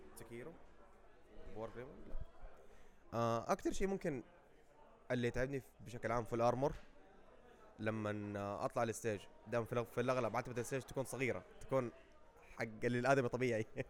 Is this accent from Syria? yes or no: no; Saudi Arabia; إحنا كدولة سعودية